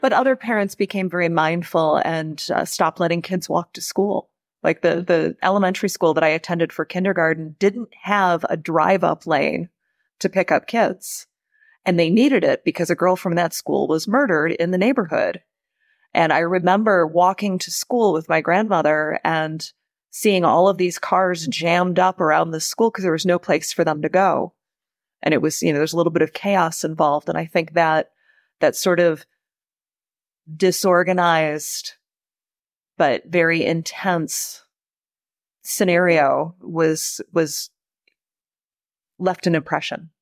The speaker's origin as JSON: {"language": "English", "area": "Oakland County", "region": "Michigan", "country": "United States", "tie": "born or raised there", "said": "Growing up in Oakland County"}